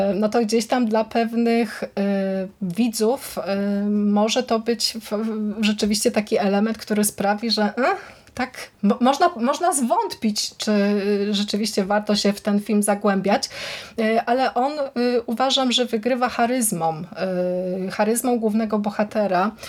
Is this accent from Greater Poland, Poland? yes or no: yes; Wągrowiec, Greater Poland, Poland; z Wągrowca, czyli z mojej, z mojej rodzinnej miejscowości